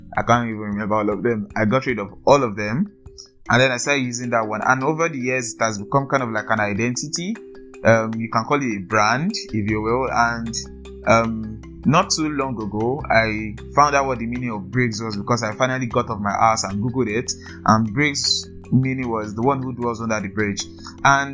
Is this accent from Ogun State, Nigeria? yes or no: yes; Ogun State, Nigeria; also born or lived in Lagos; I'm from Ogun State. Yes, Ogun State. I think I was born in Lagos.